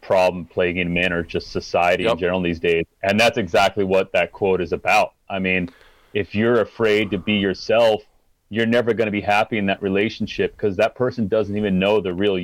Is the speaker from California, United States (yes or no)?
no; Utah, United States; I grew up in Utah